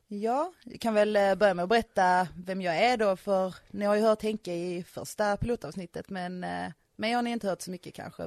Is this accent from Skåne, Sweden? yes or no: yes; Skåne, Sweden; moved away as an adult; now in Östergötland, Sweden; Jag är ju faktiskt uppvuxen i Skåne